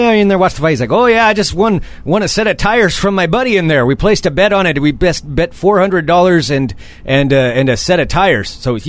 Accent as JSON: {"language": "English", "town": "Portland", "region": "Oregon", "country": "United States", "said": "I'm from Portland."}